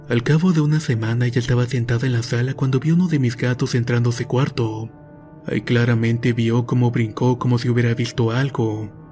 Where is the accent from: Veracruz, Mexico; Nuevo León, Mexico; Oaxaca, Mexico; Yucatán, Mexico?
Veracruz, Mexico; soy de Veracruz.